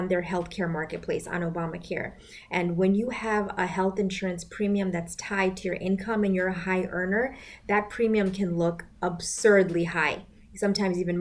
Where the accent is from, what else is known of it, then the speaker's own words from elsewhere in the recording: Bangladesh; moved away; accelerated medical program in my home country, Bangladesh